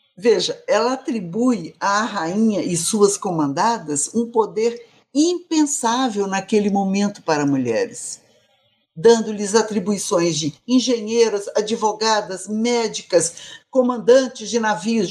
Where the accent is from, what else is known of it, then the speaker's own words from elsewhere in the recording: Minas Gerais, Brazil; also born or lived in Rio Grande do Norte; Eu sou mineira também.